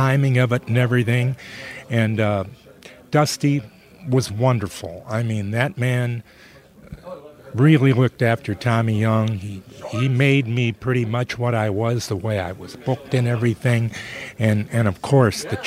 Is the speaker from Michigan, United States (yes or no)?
yes; suburb of Detroit, Michigan, United States; I was born in Detroit, but I was raised in a suburb of Detroit